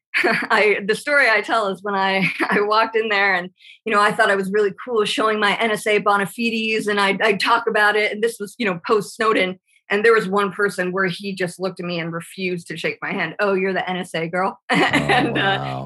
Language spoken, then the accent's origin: English; Irvine, California, United States; moved away; I'm originally from California. When you know my dad was a Pendleton Marine, we were at Irvine and nice. El Toro